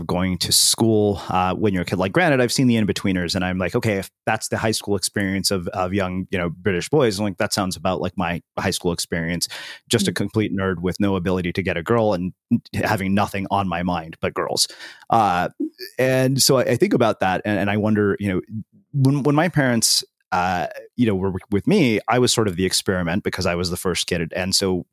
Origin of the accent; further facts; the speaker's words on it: United States; I grew up in the United States as an Indian American